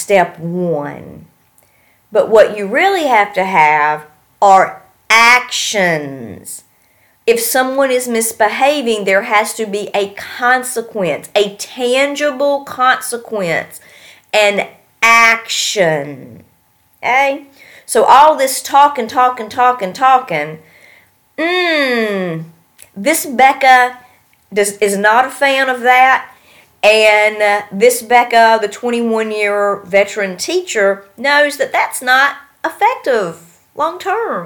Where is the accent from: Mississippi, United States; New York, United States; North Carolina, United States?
North Carolina, United States; moved away; I'm from North Carolina